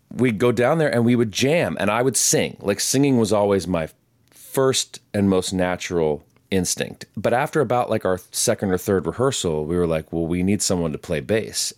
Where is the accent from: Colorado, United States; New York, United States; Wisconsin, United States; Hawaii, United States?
Colorado, United States; Palmer Lake; moved away as an adult; also born or lived in Durango, Colorado; now in Western North Carolina, United States; I was raised on the Front Range, like an hour south of Denver, a little town called Palmer Lake